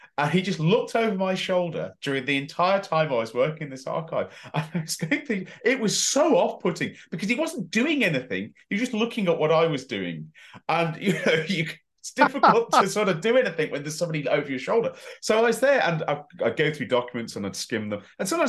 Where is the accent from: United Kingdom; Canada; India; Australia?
United Kingdom; West Midlands; accent: West Midlands; my West Midlands accent was a lot stronger. So it did that, and it's always stronger over telephone too.